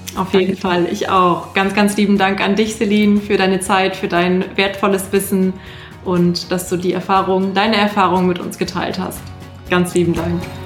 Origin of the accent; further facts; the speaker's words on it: Germany; Bei uns in Deutschland